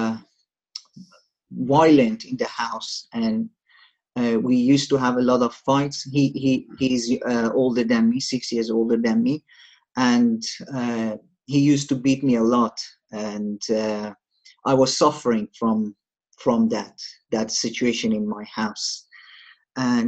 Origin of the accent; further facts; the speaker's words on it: Shiraz, Fars, Iran; moved away; I'm from Iran, a city called Shiraz, which is a southern city.